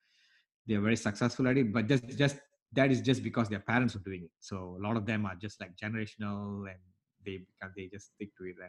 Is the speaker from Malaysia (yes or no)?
yes; Malaysia; now in United States; I came from Malaysia, Southeast Asia, where I've gone through different school systems